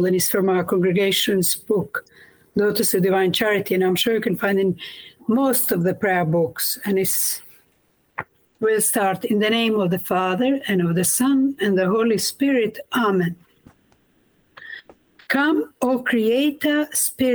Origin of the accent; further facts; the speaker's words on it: Kosovo; moved away as an adult; also born or lived in Croatia; now in England; I was born in Kosovo, in former Yugoslavia, done my formation in Croatia.